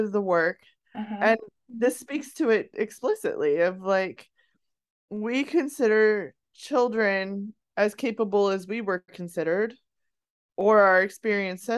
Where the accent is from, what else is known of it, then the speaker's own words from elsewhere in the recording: Colorado high country, United States; I grew up in the Colorado high country